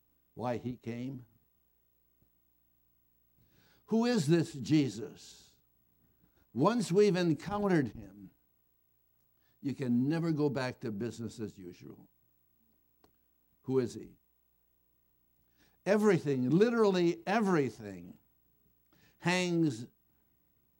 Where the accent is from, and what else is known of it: Moraga, California, United States; born or raised there